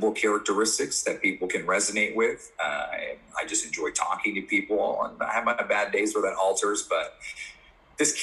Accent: New York City, New York, United States; I'm from Brooklyn

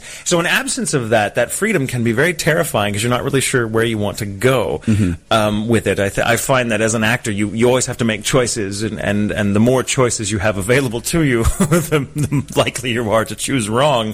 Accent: Texas, United States; where I'm from in Texas

